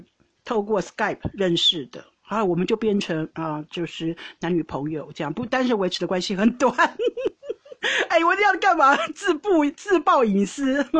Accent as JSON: {"language": "Chinese", "country": "Taiwan", "moved": "yes", "lives_now": "Netherlands", "said": "我因为我从台湾来荷兰，人生地不熟"}